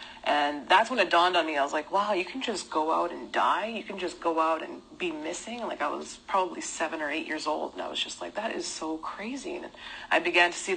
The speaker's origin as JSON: {"language": "English", "town": "Winnipeg", "region": "Manitoba", "country": "Canada", "tie": "born or raised there", "said": "growing up in Winnipeg, pretty much the hub of racism"}